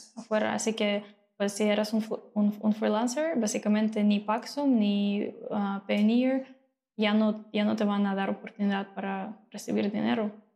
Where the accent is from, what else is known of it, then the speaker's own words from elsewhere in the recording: Mariupol, Donetsk Oblast, Ukraine; Spanish is a second language; moved away as an adult; also born or lived in Odesa, Ukraine; now in Mexico; yo vivo en Odessa ya hace seis años, okay. pero nací en Mariupol, en el este de Ucrania, okay. y pues vivía ahí hasta que me mudé a Odessa para estudiar y vivir ahí